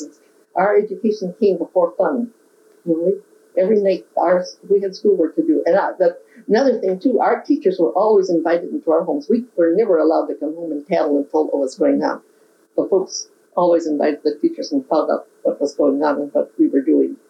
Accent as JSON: {"language": "English", "town": "Anoka", "region": "Minnesota", "country": "United States", "tie": "born or raised there", "said": "I'd never teach in my hometown"}